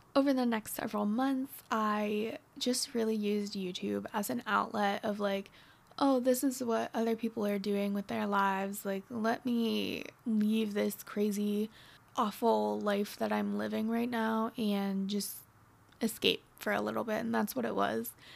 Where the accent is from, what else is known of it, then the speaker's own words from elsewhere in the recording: Northwestern Pennsylvania, United States; moved away as an adult; now in Dallas, United States; I'm from Pennsylvania